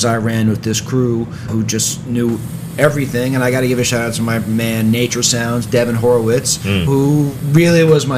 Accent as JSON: {"language": "English", "town": "New York City", "region": "New York", "country": "United States", "tie": "born or raised there", "said": "Yup. So, you know, it was very neighborhoody, very bland, very kind of a boring part of New York City."}